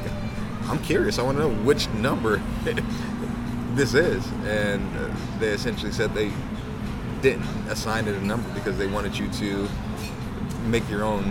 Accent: Chicago, Illinois, United States; now in Los Angeles, United States; I come from Chicago, and I'll let that roll by.

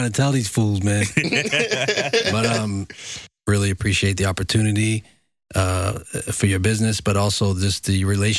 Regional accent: Boston, Massachusetts, United States; I'm from Boston

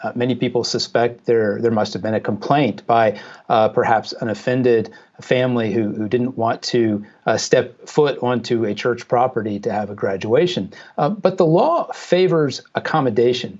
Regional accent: Jacksonville, Florida, United States; in Jacksonville, which is Jacksonville, Florida, which is my hometown

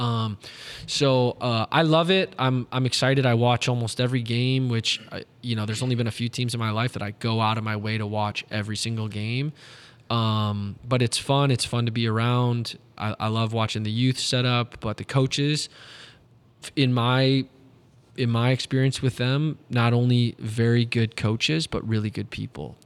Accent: Detroit, Michigan, United States; moved away as an adult; also born or lived in Saginaw, Michigan; now in St. Louis, United States; when I was growing up in Metro Detroit

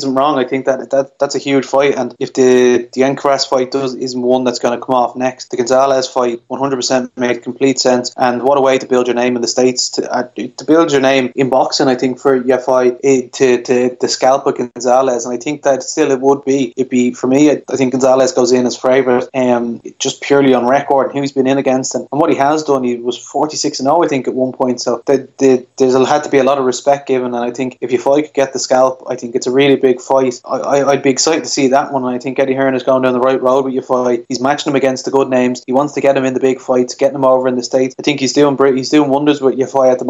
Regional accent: Ireland; as an Irish boxing fan

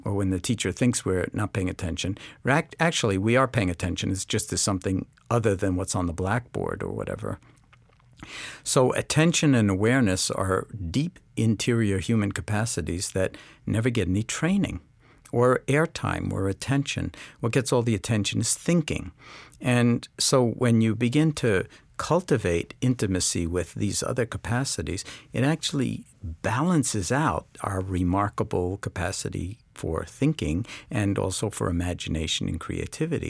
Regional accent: New York City, New York, United States; I grew up in New York City, in Washington Heights

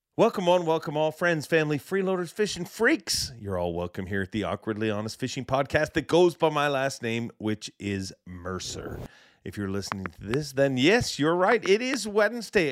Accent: Canada; I'm from Canada

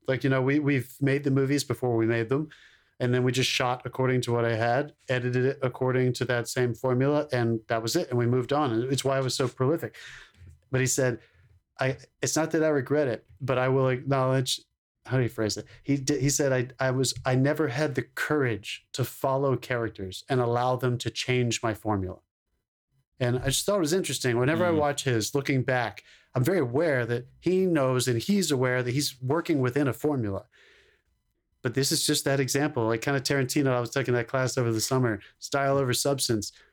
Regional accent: Concord, North Carolina, United States; first feature film that was filmed in my hometown

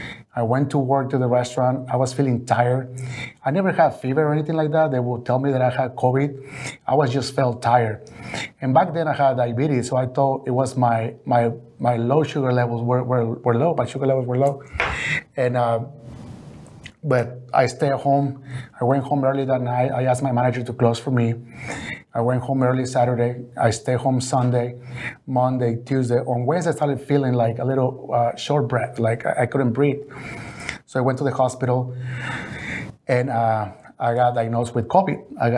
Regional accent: Mexico; English is a second language; And the first thing I did is transform those in pesos, because I was coming from Mexico.

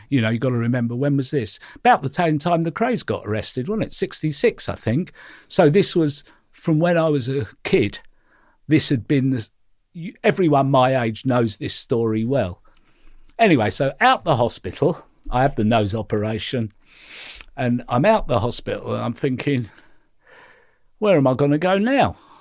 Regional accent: London, United Kingdom; growing up in the East End

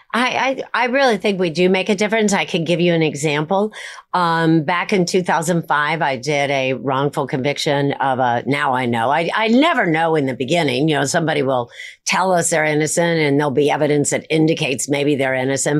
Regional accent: Midwest, United States; I grew up in the Midwest, the very center of the United States.

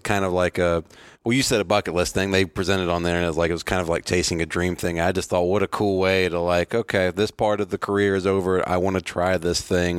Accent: Virginia, United States; I grew up in Virginia.

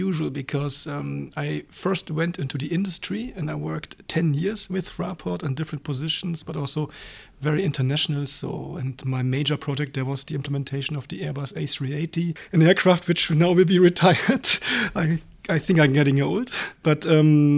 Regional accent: East Germany, Germany; moved away as an adult; also born or lived in Berlin / Frankfurt; now in Luxembourg; I was born in East Germany

